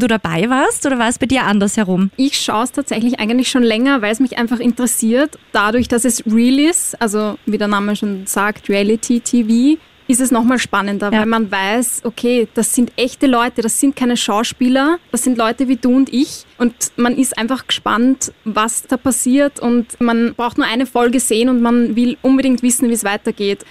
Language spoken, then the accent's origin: German; Austria; als Österreicher und Österreicherin